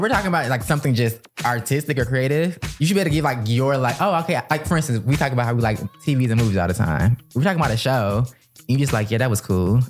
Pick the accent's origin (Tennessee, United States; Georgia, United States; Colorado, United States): Georgia, United States; Atlanta; moved away as an adult; also born or lived in Washington, District of Columbia, United States; we're both from Atlanta